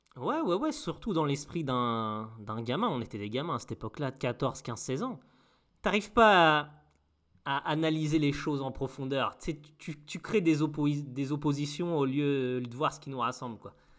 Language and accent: French; Mont-Saint-Aignan, Normandy, France; moi je suis né à Mont-Saint-Aignan